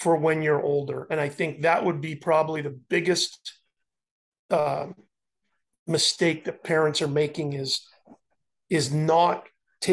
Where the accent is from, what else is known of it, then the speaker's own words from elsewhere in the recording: Montreal, Quebec, Canada; growing up in Montreal